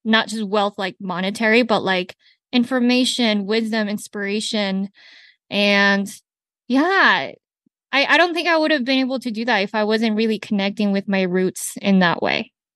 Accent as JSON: {"language": "English", "town": "Salt Lake City", "region": "Utah", "country": "United States", "tie": "born or raised there", "also_born_or_lived": "Colombia", "first_language": "Spanish", "second_language": "English", "said": "I'm Latina who grew up in Salt Lake City, Utah"}